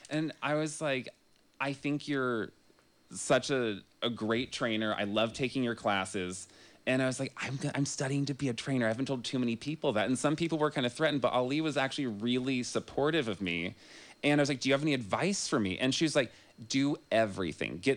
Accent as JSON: {"language": "English", "town": "Grass Valley", "region": "California", "country": "United States", "said": "and that was how I came from Grass Valley to to UC Santa Cruz."}